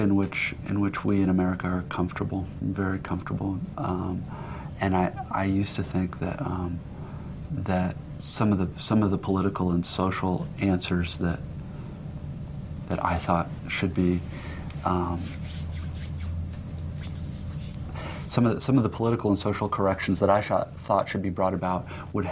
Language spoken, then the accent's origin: English; United States; as an American